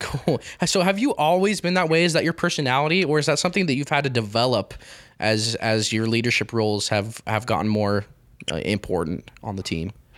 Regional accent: Grantsville, Utah, United States; I grew up in Grantsville

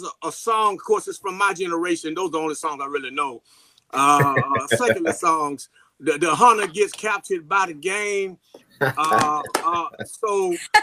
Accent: St. Louis, Missouri, United States; I'm from St. Louis, Missouri

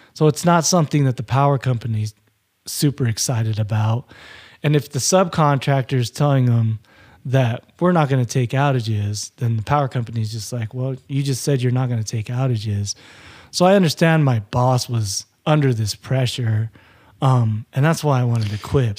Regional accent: Utah, United States; also born or lived in Hawaii; I was born in Hawaii. My family moved back to Hawaii in nineteen eighty. And I was born in nineteen eighty, and then we came to Utah.

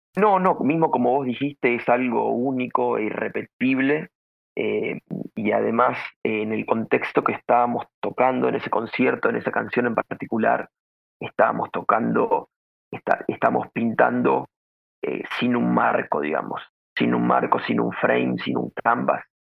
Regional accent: Venado Tuerto, Santa Fe, Argentina; moved away; mi, pueblo, de mi tierra, de mi ciudad, ya que es un, si bien es una ciudad pequeña del, interior del país, de Argentina

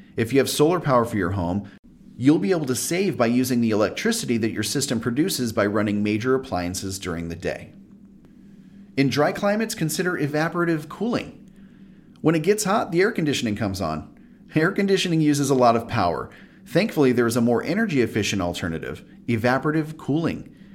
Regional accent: Southern California, United States; I used a swamp cooler my whole life growing up in Southern California

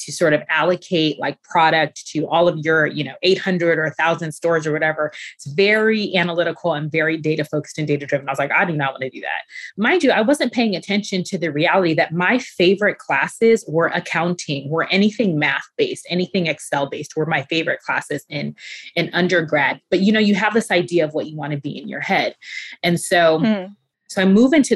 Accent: Ghana; now in United States; being Ghanaian

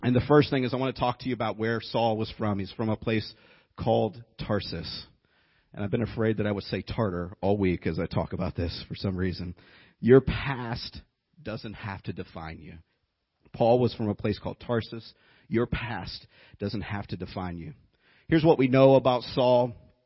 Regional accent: Youngstown, Ohio, United States; moved away as an adult; now in Tennessee, United States; I've lived here about 12, 13 years, but I grew up in Ohio

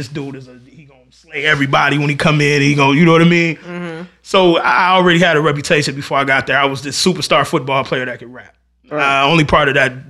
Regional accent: North Chicago, Illinois, United States; I'm from North Chicago.

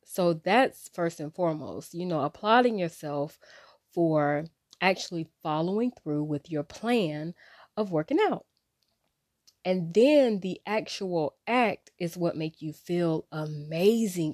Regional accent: Wilmington, United States; I grew up in Wilmington

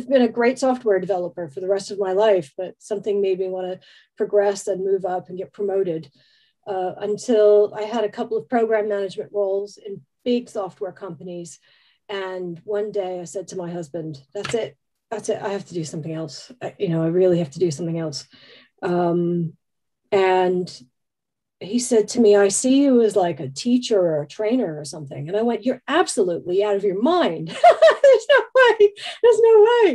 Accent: New Jersey, United States; moved away as an adult; also born or lived in San Francisco, United States; now in United Kingdom; I grew up in New Jersey

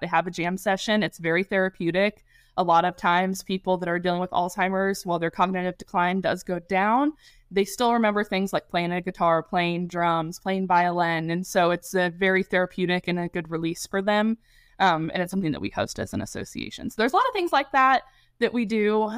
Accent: Kansas City, Missouri, United States; also born or lived in Springfield, Missouri / Nashville; I am born and raised in Kansas City. I am a Northlander through and through

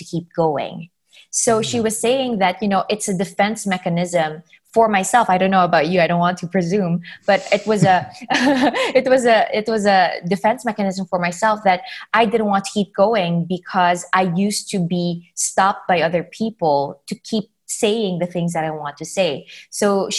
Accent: Philippines; I come from the Philippines, and in our country, not a lot of people talk about mental health and mental health disabilities. I grew up being branded as just emotional or artistic

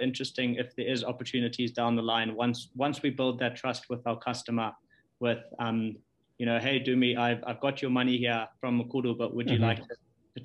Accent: Chegutu, Mashonaland West, Zimbabwe; also born or lived in Harare; I was born in, I grew up in Chagutu.

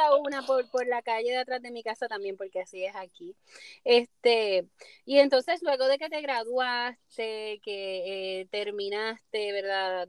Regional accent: Puerto Rico; mi isla en Puerto Rico

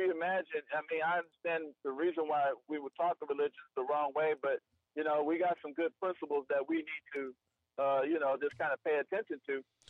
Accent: Detroit, Michigan, United States; I'm from Detroit.

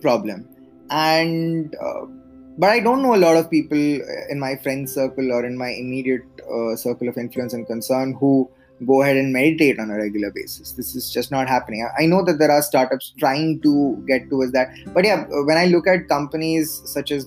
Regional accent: central India, India; moved away as an adult; also born or lived in Delhi / Bangalore; I was born in Delhi, but I just barely stayed there as an infant. I grew up, I had a large part of my childhood in central India

